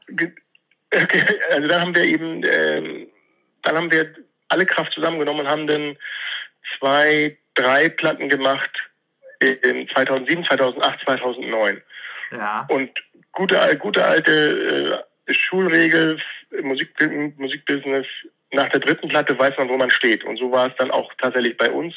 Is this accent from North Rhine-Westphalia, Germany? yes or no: no; Hamburg, Germany; ich bin in Bergedorf geboren